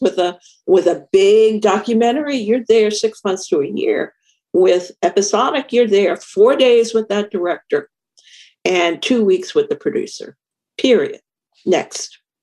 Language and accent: English; New York City, New York, United States; I grew up in New York City